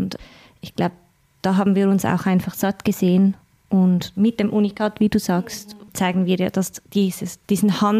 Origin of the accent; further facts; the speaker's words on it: Glarus, Switzerland; now in Zürich, Switzerland; also ich lebe seit 13 Jahren erst in Zürich. Ich komme ursprünglich aus dem Glanerland. Also ich kenne Land und Stadt.